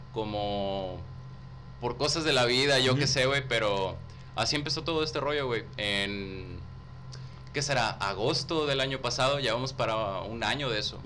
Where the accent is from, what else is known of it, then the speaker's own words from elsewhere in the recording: Río Bravo, Tamaulipas, Mexico; Yo nací en Río Bravo, güey. En Río Bravo, Tamaulipas.